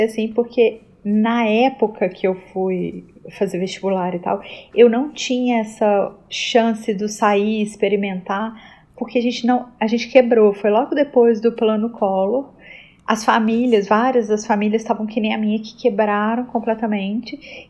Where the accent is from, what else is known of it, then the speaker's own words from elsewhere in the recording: Belo Horizonte, Minas Gerais, Brazil; also born or lived in Rio de Janeiro; eu nasci no Rio, eu cresci em BH